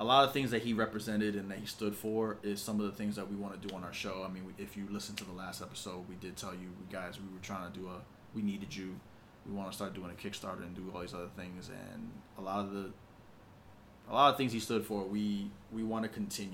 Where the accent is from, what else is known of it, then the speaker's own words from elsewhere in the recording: New York, United States; we're from New York